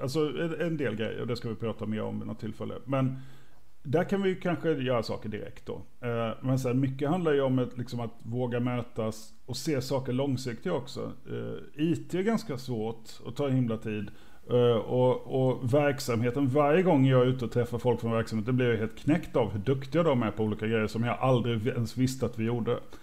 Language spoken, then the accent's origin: Swedish; Småland, Sweden; jag är från Småland